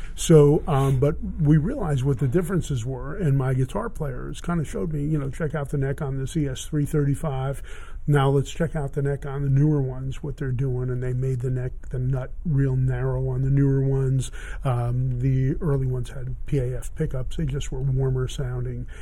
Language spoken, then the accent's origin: English; Miami, Florida, United States; moved away as an adult; I grew up in Miami, and I started in Miami, and then I came out with a band in uh, 1970